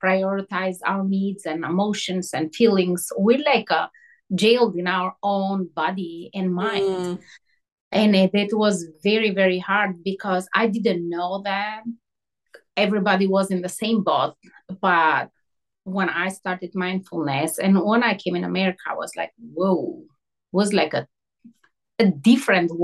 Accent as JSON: {"language": "English", "country": "Albania", "tie": "born or raised there", "moved": "as an adult", "said": "I grew up in Albania"}